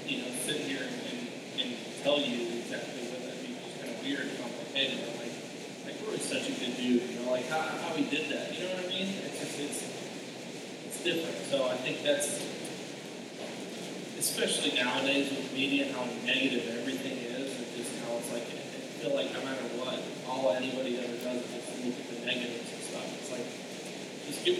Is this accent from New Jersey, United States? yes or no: no; Louisville, Kentucky, United States; moved away as an adult; also born or lived in Alabama; growing up in Louisville, you know, not too far from here, it's miserable in the summer in Louisville